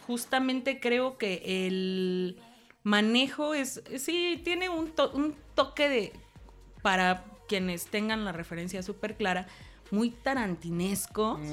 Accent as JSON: {"language": "Spanish", "town": "Acapulco", "region": "Guerrero", "country": "Mexico", "said": "soy de Acapulco"}